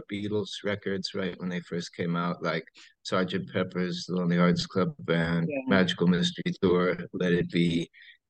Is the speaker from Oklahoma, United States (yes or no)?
no; a small town north of San Francisco, California, United States; growing up in a small town north of San Francisco